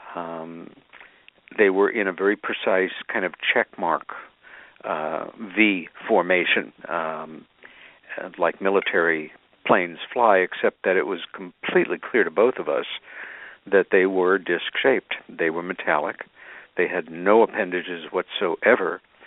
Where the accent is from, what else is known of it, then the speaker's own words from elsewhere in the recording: Long Island, New York, United States; as a kid with my sister Helen growing up on Long Island